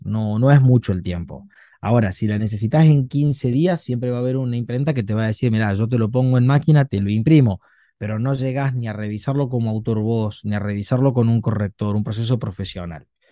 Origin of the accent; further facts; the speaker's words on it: Argentina; nosotros tenemos un país sumamente extenso